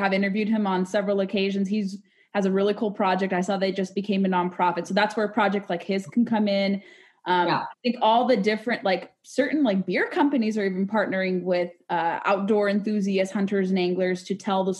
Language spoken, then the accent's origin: English; California, United States; now in Washington, D.C. metro area, United States; I grew up in California